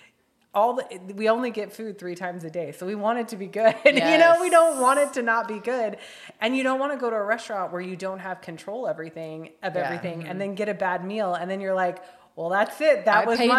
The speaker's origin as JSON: {"language": "English", "region": "Midwest", "country": "United States", "tie": "born or raised there", "moved": "yes", "lives_now": "West Coast, United States", "said": "I grew up in the Midwest"}